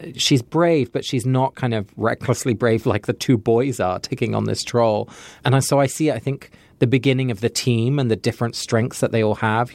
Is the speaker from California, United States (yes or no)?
yes; California, United States; I'm from California